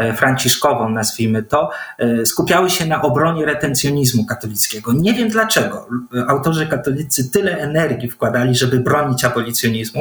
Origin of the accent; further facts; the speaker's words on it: Gdańsk, Pomeranian Voivodeship, Poland; Faktycznie urodziłem się w Gdańsku, wychowałem się w Gdańsku, ale w rodzinie o wileńskich korzeniach